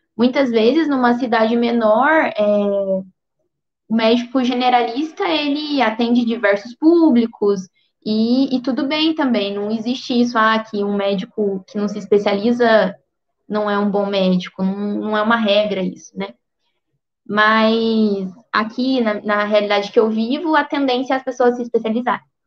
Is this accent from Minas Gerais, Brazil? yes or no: yes; Alterosa, Minas Gerais, Brazil; eu sou de Alterosa, que é uma cidadezinha no sul de Minas, bem perto de Alfenas